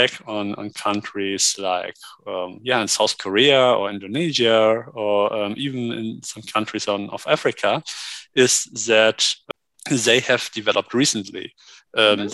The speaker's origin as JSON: {"language": "English", "country": "Germany", "tie": "born or raised there", "said": "Me being a native German"}